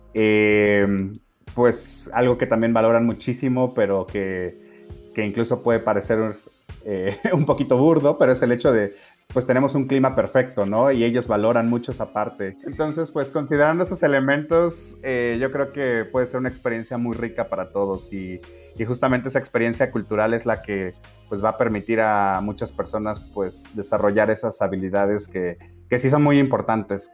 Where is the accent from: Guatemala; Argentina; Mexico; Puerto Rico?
Mexico; como mexicanos